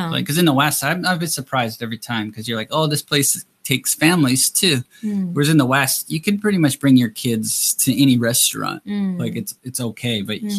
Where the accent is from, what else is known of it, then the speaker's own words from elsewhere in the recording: Canada; now in Japan; I'm from Canada